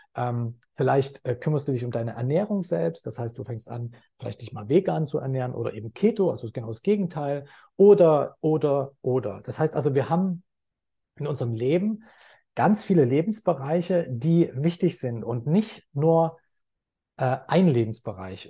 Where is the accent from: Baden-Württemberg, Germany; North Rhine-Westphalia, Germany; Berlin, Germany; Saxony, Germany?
Saxony, Germany; Leipzig; also born or lived in Dortmund; now in Thailand; ich bin in Leipzig geboren, habe sehr lange Zeit in Dortmund gelebt